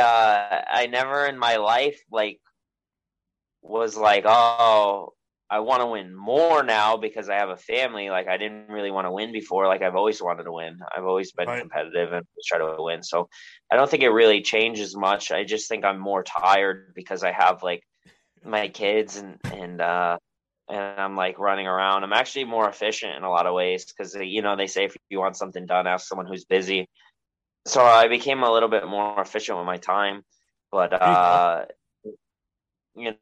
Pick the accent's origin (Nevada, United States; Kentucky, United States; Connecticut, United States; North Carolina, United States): Connecticut, United States; Milford; also born or lived in Monroe, Connecticut; I grew up in Milford, which is like a little ways away, like 20 minutes away.